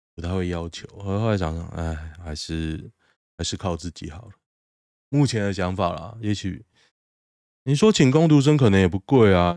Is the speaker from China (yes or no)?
no; Taiwan; moved away; 我台湾人